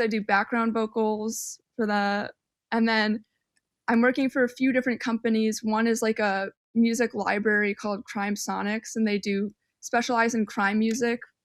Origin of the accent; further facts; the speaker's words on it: northern suburbs of Chicago, Illinois, United States; moved away as an adult; also born or lived in Miami; now in Chicago, United States; I grew up more on the suburbs, and, and the suburbs were, like, I feel like I got a good education growing up here